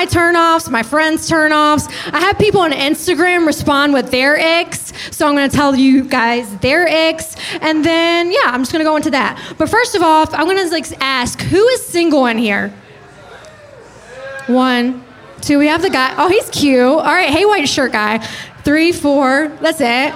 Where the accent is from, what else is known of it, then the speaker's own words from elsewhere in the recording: North Carolina, United States; moved away as an adult; now in Boca Raton, United States; I'm from North Carolina. I grew up on a buffalo farm